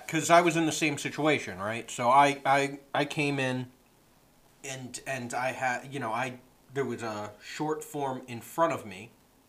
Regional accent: Oxford, Connecticut, United States; I'm actually from Oxford

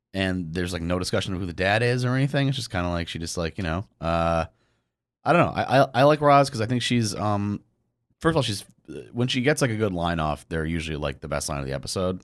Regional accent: Fairfield, Connecticut, United States; I grew up in Connecticut

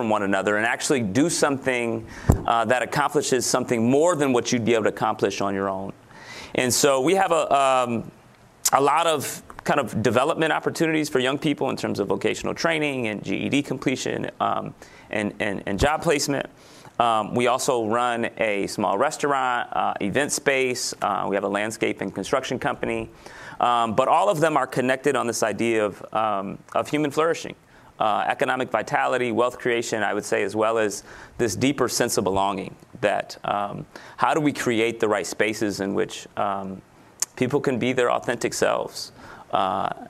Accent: Grand Rapids, Michigan, United States; This is my hometown, so I'm born and raised in Grand Rapids, Michigan, where we're located

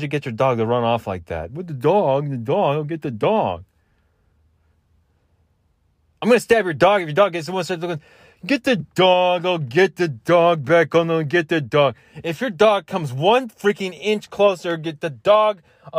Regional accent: Southwestern United States, United States; I'm not Southern. I'm not from the South. I'm Southwestern, I guess you could say.

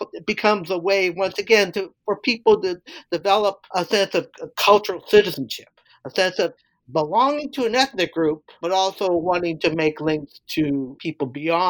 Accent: California, United States; like in my hometown of my home area of Santa Clara County

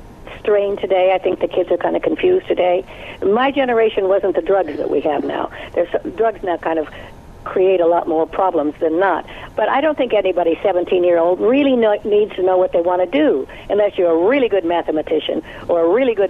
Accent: Nevada, United States; I grew up in Nevada, where there's instant divorce and all

